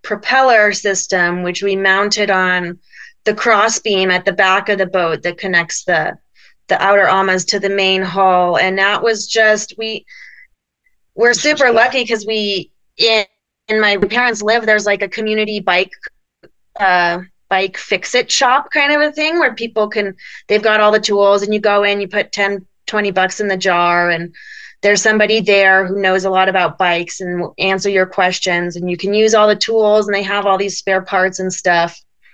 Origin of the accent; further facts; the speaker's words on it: Colorado, United States; we're from Colorado, so we're used to the cold